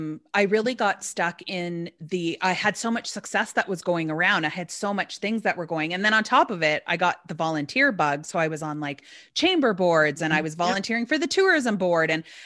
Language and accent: English; Alberta, Canada; born there; Well, I was born in Alberta, which is across the country.